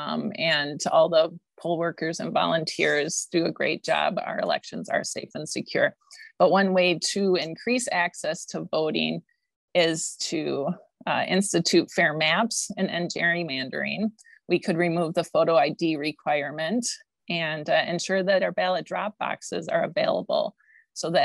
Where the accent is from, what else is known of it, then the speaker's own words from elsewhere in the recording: Wausau, Wisconsin, United States; also born or lived in Green Bay, Wisconsin / Madison, Wisconsin; now in Cottage Grove, United States; my mom and I moved to Wausau, where I grew up and graduated